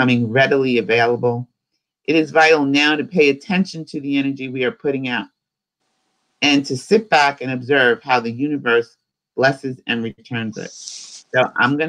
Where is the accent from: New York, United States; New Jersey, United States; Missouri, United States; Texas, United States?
New York, United States; New York City; I'm from New York City and I walk fast